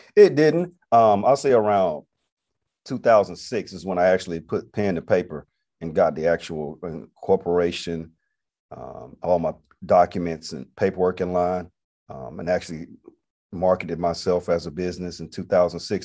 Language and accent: English; Atlanta, Georgia, United States; moved away as an adult; also born or lived in Montgomery, Alabama; Originally, I'm from Atlanta, Georgia. Came to Montgomery in ninety-six to attend Alabama State University